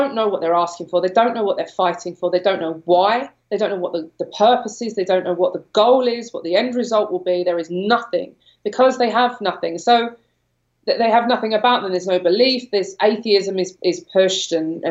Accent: London, United Kingdom; moved away as an adult; I'm from London. I grew up in London. I no longer live there

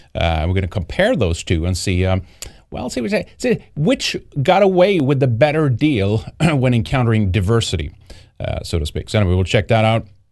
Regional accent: Sweden; moved away; Growing up in Sweden

